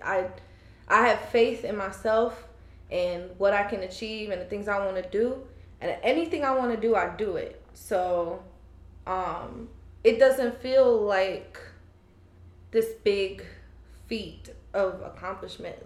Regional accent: Fayetteville, North Carolina, United States; moved away as an adult; also born or lived in Trinidad; now in Charlotte, United States; I grew up in Fayetteville, but my family's from Trinidad

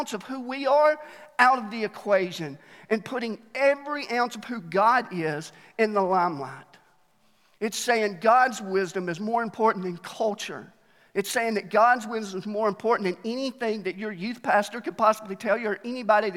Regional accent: Alabama, United States; now in Mt. Juliet, United States; I was born there, and they just taught me how to cheer for national championships. That's all they did in school

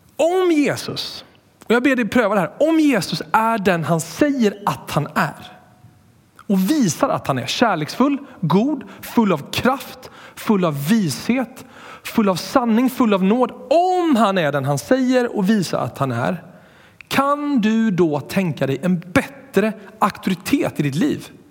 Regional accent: Borås, Västra Götaland, Sweden; jag är uppvuxen i Borås

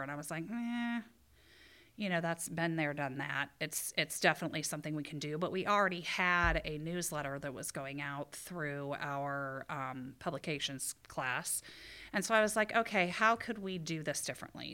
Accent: Ohio, United States; moved away as an adult; also born or lived in Indiana; now in Michigan, United States; I'm from Ohio, and I went to school in Indiana.

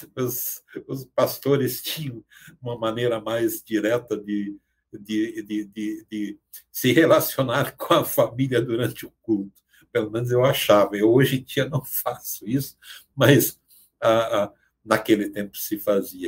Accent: Arabutã, Santa Catarina, Brazil; lá em Santa Catarina, onde eu nasci, em Arabutã, eu passei a minha infância na, na, naque, naquela localidade.

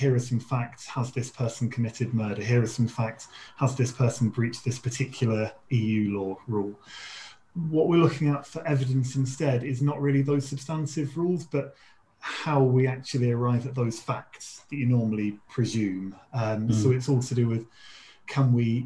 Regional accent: Leicester, East Midlands, United Kingdom; moved away as an adult; also born or lived in Sheffield / Washington, D.C.; now in Newcastle, United Kingdom; I'm from Leicester

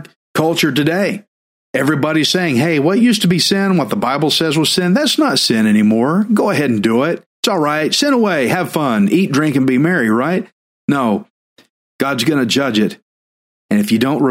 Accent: Texas, United States; I'm Texan

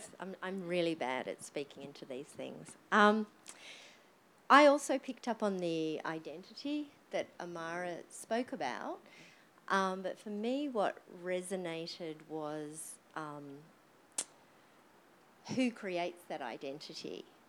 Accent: Australia; I think I'm reasonably safe in saying that on the whole, we, as in Australian society, is very Anglo-centric in the way that we just perceive time.

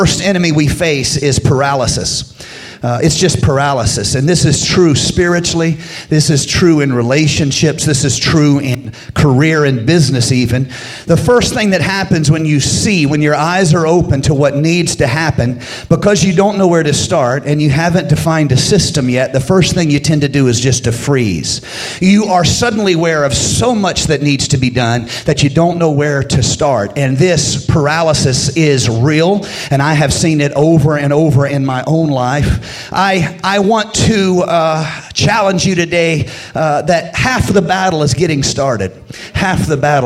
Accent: United States; I grew up in Carolina

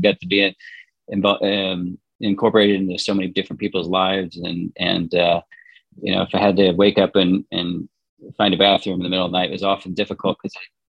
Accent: Indiana, United States; now in Connecticut, United States; we live in Connecticut. I grew up in Indiana

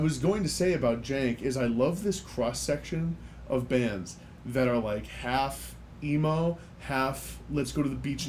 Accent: United States; My, not mate, because I'm American and I don't right. say mate.

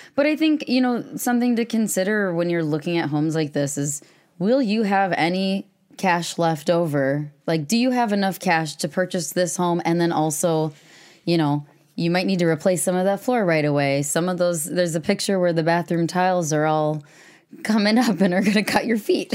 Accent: Madison, Wisconsin, United States; also born or lived in Devil's Lake, Wisconsin; I'm from Madison. I grew up on the west side.

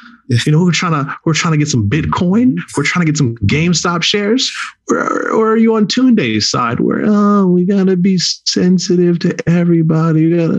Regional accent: Jamaica; now in United States; No, listen, I am Jamaican, but I'm playing by American rules. It's the country we live in.

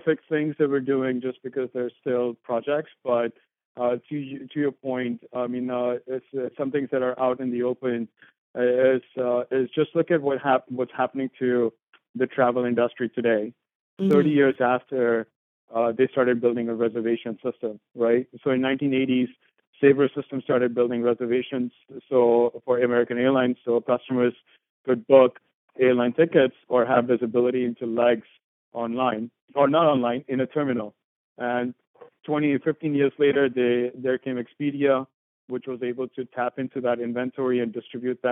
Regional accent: India; moved away as an adult; also born or lived in St. Louis, United States; now in United States; I grew up in India

